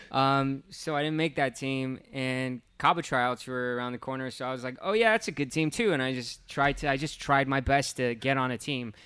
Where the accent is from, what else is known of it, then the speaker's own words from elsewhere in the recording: Hacienda Heights, California, United States; grew up in Hacienda Heights